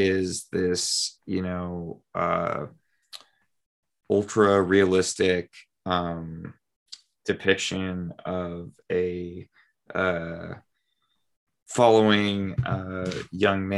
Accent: United States; as an American

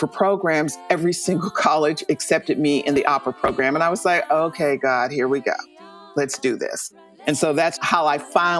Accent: Pittsburgh, Pennsylvania, United States; I am the quintessential African-American singer. I grew up in the church. I'm from Pittsburgh, Pennsylvania. So I grew up in this working-class, blue-collar neighborhood.

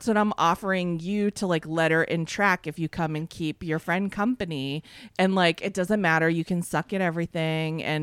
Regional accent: Fitchburg, Massachusetts, United States; I grew up in Fitchburg, Massachusetts

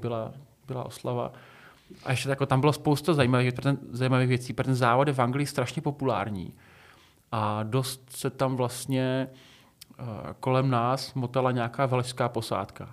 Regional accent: Šumperk, Olomouc Region, Czechia; jsem běhal u nás v Šumperku

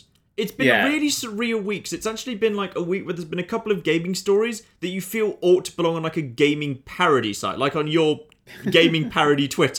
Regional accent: England, United Kingdom; I'm from the Midlands.

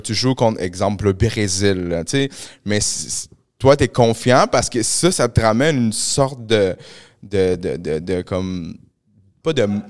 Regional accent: Montreal, Quebec, Canada; also born or lived in Peru; moi, j'ai grandi à Pointe-aux-Trembles.

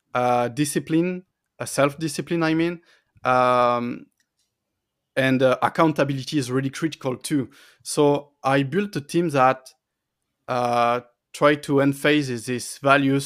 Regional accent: France; also born or lived in Paris; I was close to my family and friends in my hometown

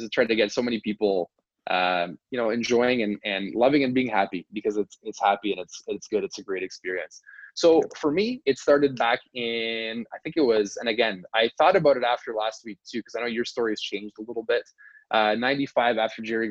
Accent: Canada; we're Canadian

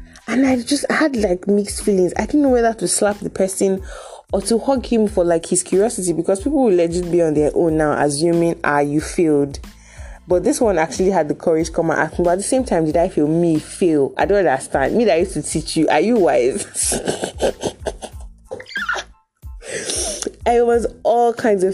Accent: Delta, Nigeria; I'm from Delta

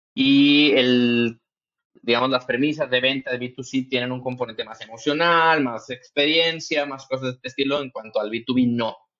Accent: Monterrey, Nuevo León, Mexico; yo soy de Monterrey, Nuevo León, en México

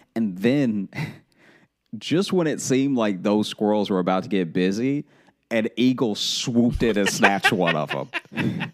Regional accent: Louisiana, United States; we're all from Louisiana

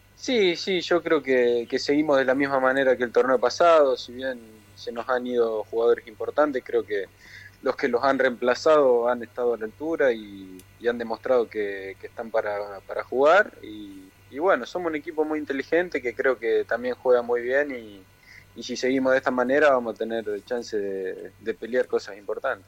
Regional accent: Rafaela, Santa Fe, Argentina; moved away as an adult; also born or lived in Italy; now in Buenos Aires, Argentina; nací acá en Capital Federal y a los dos años me fui para Italia porque mi viejo fue a jugar allá y nos mudamos para allá. Entonces después volví a los 10 al pueblo de mi viejo y al año nos fuimos a vivir a, Rafaela. Así que desde los 10, 12

